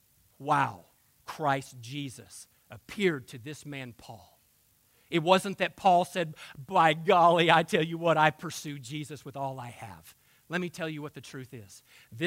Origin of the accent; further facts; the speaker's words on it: United States; for those of us who live in this country